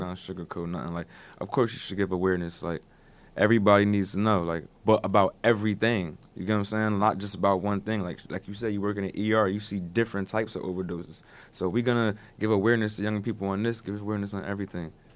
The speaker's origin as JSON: {"language": "English", "area": "Paterson", "region": "New Jersey", "country": "United States", "said": "I'm come from Pasadena, New Jersey"}